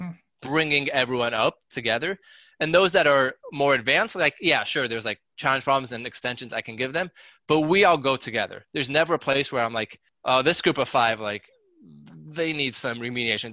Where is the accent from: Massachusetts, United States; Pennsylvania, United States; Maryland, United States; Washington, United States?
Washington, United States; Seattle; now in New Jersey, United States; I was born and raised in Seattle, Washington